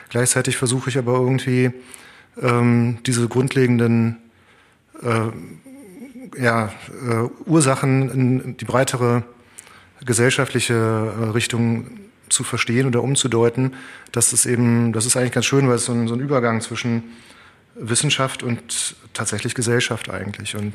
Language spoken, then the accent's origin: German; Cologne, North Rhine-Westphalia, Germany; born there; also ich bin in Köln geboren und Köln ist eine Stadt.